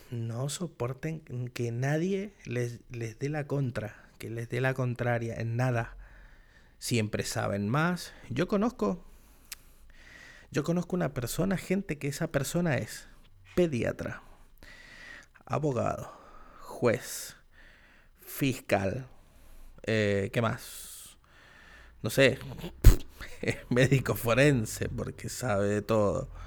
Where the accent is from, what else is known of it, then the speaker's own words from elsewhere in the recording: Argentina; yo soy argentino. Y patriota, más patriota que yo, no sé.